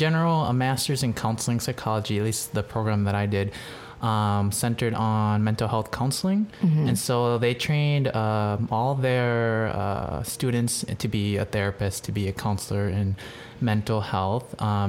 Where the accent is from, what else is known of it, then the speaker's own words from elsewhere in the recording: Wisconsin, United States; also born or lived in Thailand / Hawaii; now in California, United States; Well, I was born in Thailand in a refugee camp. I'm not Thai, I am Laotian. And my family moved to Wisconsin when I was 2 years old. And then I grew up most of my life there